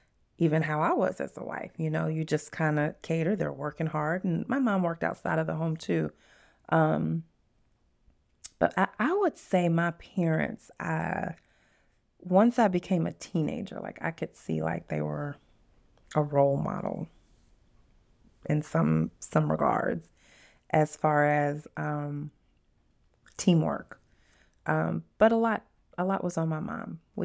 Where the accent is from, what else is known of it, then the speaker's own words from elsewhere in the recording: Scott, Louisiana, United States; also born or lived in Lafayette; I was born in Lafayette, Louisiana, and it is a small town. Some people know Monroe, and that's the city that I was born, but where we actually lived, it was a little town called Scott